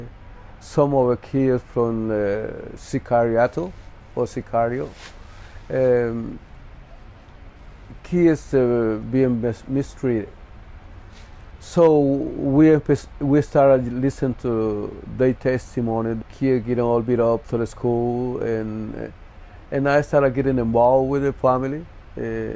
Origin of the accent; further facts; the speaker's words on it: San Pedro Sula, Cortés, Honduras; moved away as an adult; I was born in Honduras, San Pedro Sula, Cortes, in 1965. It's a reason that I had to come out from Honduras.